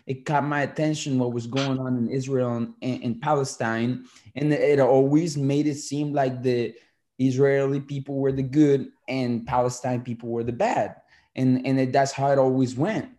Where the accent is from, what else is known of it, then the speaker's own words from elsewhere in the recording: Colombia; moved away; I'm a Colombian uh, citizen. I was born in Colombia